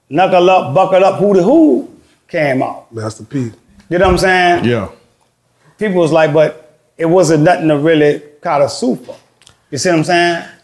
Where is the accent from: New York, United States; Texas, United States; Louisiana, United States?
Louisiana, United States; But I'm from the West Bank